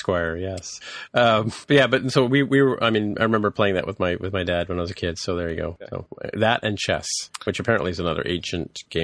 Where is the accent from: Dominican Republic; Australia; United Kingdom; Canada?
United Kingdom; England; No, because I came from England where we played Snakes and Ladders.